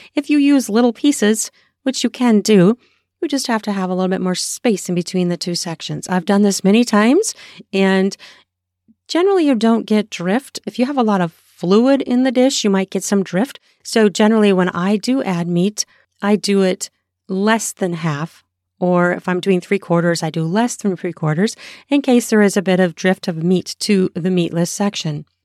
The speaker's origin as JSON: {"language": "English", "country": "United States", "said": "I'm American"}